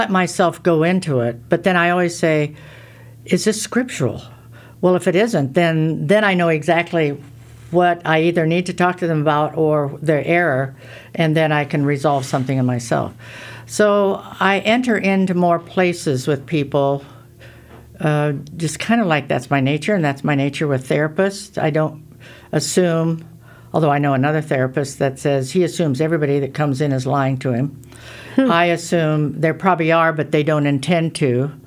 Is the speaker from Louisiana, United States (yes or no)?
no; Iowa, United States; I'm from Iowa.